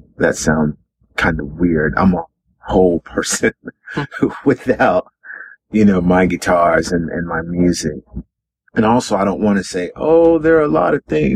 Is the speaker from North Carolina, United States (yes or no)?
yes; Carrboro, North Carolina, United States; I was born in Carrboro, North Carolina, a little town in North Carolina